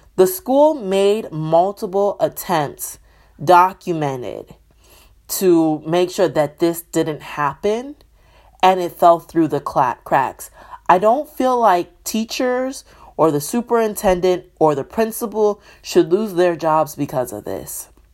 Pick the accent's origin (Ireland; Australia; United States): United States; Michigan; my hometown, my home state, Michigan